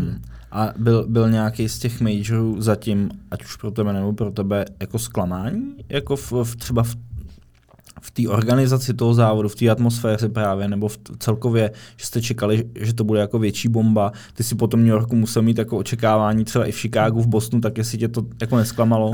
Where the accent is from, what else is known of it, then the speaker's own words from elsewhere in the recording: Czechia; já jako Čech